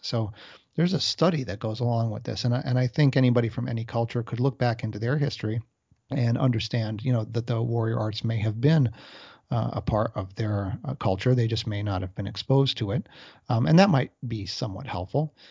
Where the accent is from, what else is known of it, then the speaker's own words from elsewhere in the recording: United States; I was brought up here in America.